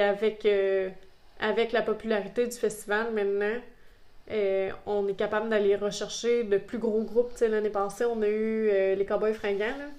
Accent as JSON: {"language": "French", "town": "Sainte-Sophie-d'Halifax", "region": "Quebec", "country": "Canada", "tie": "born or raised there", "said": "je suis né dans ce village-là, puis c'est ça, maintenant j'y habite"}